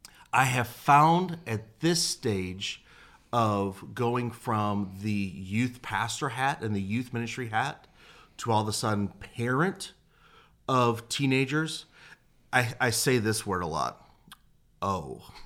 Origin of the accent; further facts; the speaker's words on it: Detroit, Michigan, United States; also born or lived in Nashville; I've been living there. I grew up there, lived in Nashville for a couple years, came back to Michigan